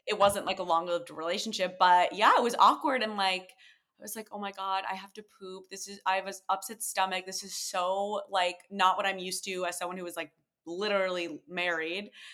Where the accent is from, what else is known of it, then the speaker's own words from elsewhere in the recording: Connecticut, United States; moved away as an adult; now in New York, United States; The one I grew up going to in Connecticut